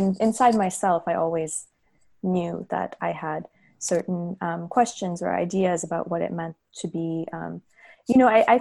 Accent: United States; also born or lived in Hyderabad, Telangana, India; now in Los Angeles, United States; but I did emigrate to the US pretty young. So by, you know, there was some back and forth, but my schooling was all here

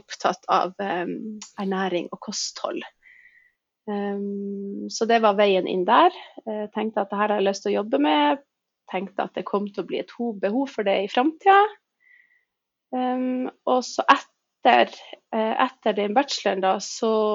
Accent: Tromsø, Troms, Norway; jeg er født og oppvokst i Tromsdal

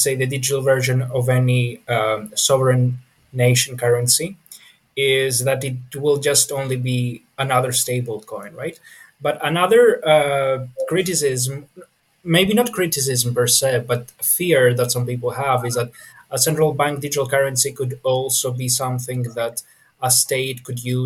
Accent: Greece; I'm from Greece

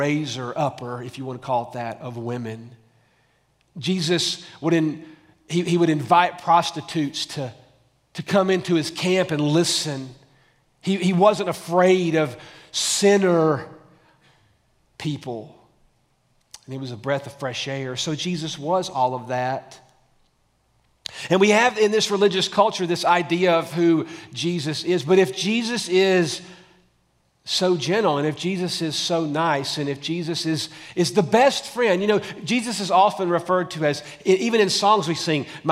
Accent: Tullahoma, Tennessee, United States; now in Franklin, United States; I almost feel local being from Tullahoma

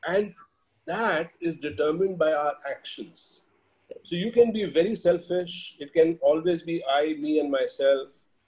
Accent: India; moved away as an adult; also born or lived in Australia; being Indian and being in our country

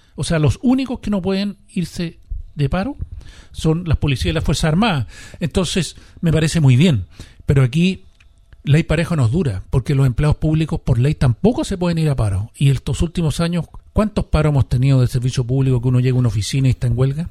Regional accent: Chile; todos somos chilenos, todos vamos a seguir aquí

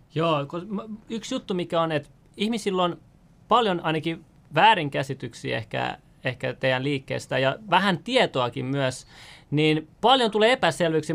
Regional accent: Finland; also born or lived in Iran; mun vanhemmat on Iranista, ne, ne on tullut tänne kiintiöpaikolaisena, et, tota, sille, että niinku, Su- Suomi itse vapaaehtoisesti tarjosi sitten, kun tuli Irak, Ir, Iranin sodan aikana, vanhemmat tuli tänne näin, ja mä synnyin sitten Suomessa

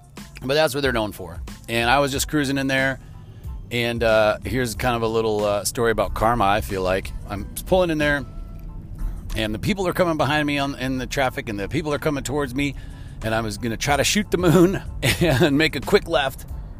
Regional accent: Chicago, Illinois, United States; I'm from Chicago and that's how we drive

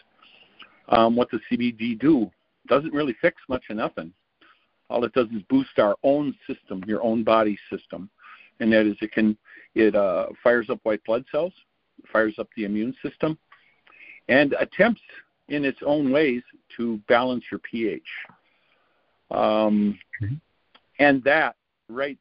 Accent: Wisconsin, United States; I'm a gentleman from Wisconsin

